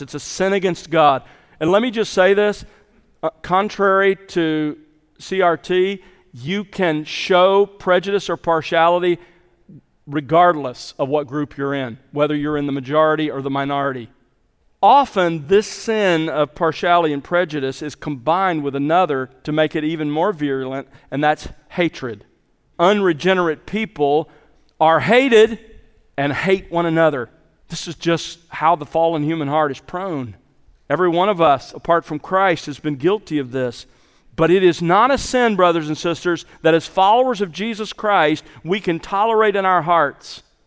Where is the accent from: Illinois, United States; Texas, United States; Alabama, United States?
Alabama, United States; Mobile; as a boy growing up in the South, in s, in Mobile, Alabama, in the sixties